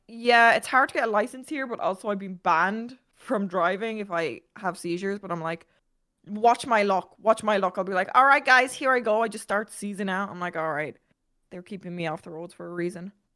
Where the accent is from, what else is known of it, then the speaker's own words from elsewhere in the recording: Ireland; I'm Irish.